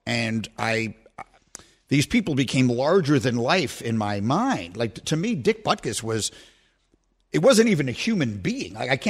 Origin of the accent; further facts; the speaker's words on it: New York, United States; moved away as an adult; also born or lived in Chicago; I really grew up in two different places. I grew up in New York, and then I spent my years from 18 to 29 in Chicago.